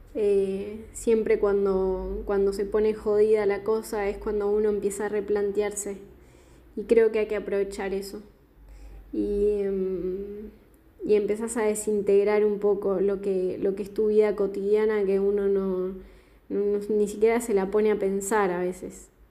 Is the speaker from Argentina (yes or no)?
yes; southern Patagonia, Argentina; now in Buenos Aires, Argentina; Actualmente estoy viviendo en Buenos Aires, en Capital Federal, pero soy del sur de la Patagonia